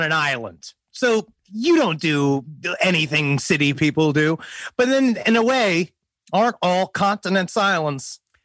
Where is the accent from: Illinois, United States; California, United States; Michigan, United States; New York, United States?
New York, United States; New York City; I'm from Queens